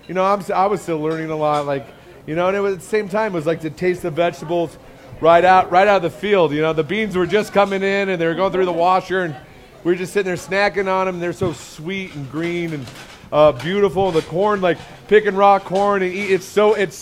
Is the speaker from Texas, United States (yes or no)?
no; Iowa, United States; moved away; I grew up in Iowa, in the middle of the heartland, in the middle of corn country